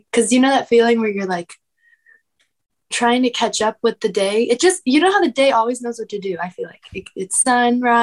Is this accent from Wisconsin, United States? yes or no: no; Encinitas, California, United States; I was born and raised in Encinitas, California.